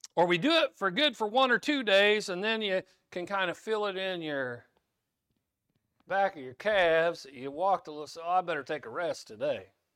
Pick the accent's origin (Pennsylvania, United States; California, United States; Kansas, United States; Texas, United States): Kansas, United States; some language I learned growing up in Kansas